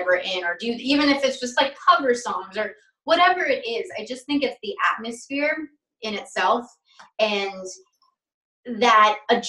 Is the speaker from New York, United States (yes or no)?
yes; New York, United States; accent: Long Island; Cause when I was younger, I had a crazy Long Island accent like that.